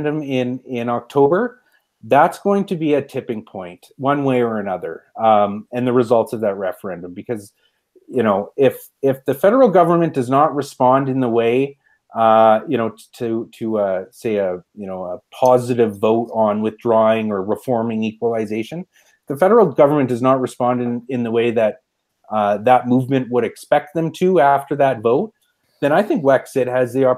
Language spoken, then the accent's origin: English; Brooks, Alberta, Canada; I grew up in Brooks, Alberta.